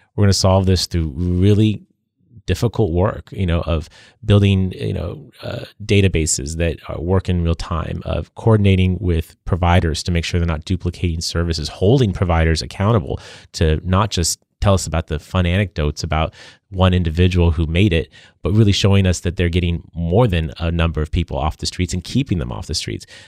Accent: San Diego, California, United States; I've spent my career serving my hometown

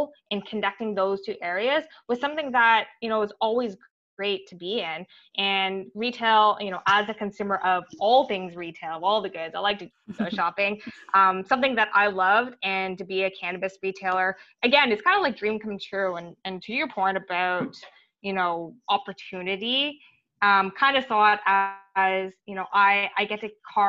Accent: Ottawa, Ontario, Canada; I grew up in Ottawa

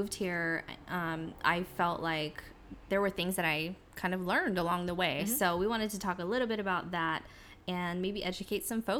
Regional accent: California, United States; now in Hawaii, United States; I'm from California and I'm Californian.

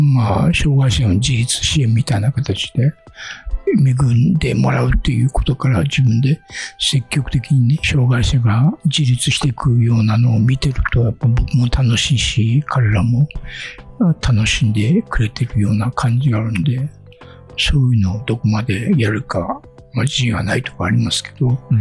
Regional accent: Akita, Japan; moved away as an adult; also born or lived in Tokyo; now in Bangkok, Thailand; 僕も秋田の出身なんで

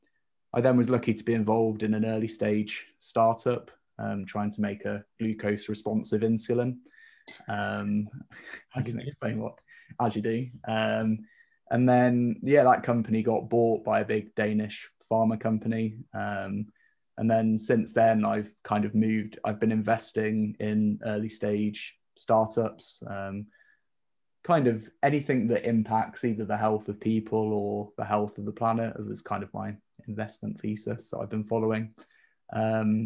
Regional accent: the Midlands near Leicester, East Midlands, United Kingdom; moved away as an adult; also born or lived in York / Basel, Switzerland / Bristol; I grew up in the Midlands near Leicester.

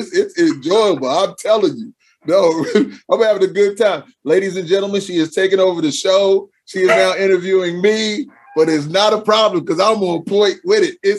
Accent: Charleston, South Carolina, United States; born there; my father was, although he was in the Army, I was born in Charleston in the Naval base is right there.

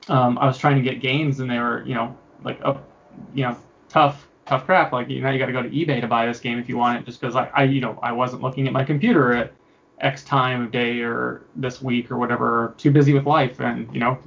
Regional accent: Bay Area, California, United States; also born or lived in Sierras; I'm from the Bay Area originally in California

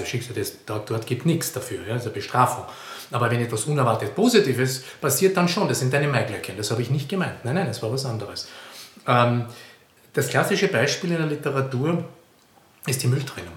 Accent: Carinthia, Austria; moved away; Ich komme aus Kärnten, an der, direkt an der italienischen Grenze

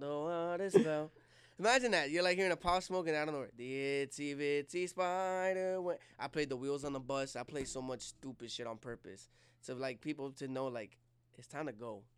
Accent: Jersey City, New Jersey, United States; I was born and raised in Jersey City

